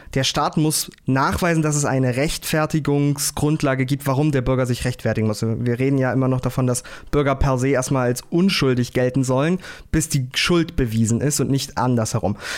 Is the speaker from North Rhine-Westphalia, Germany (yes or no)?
no; Uelzen, Lower Saxony, Germany; Ich komme aus dem Großraum Lüneburg-Uelzen, äh, Landkreis Uelzen